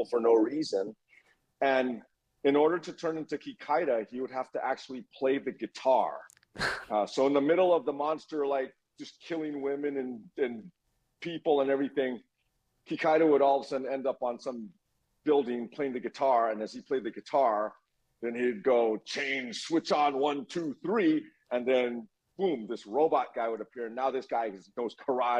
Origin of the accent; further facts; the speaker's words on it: Honolulu, Hawaii, United States; moved away; also born or lived in Kentucky / Los Angeles; I grew up in Hawaii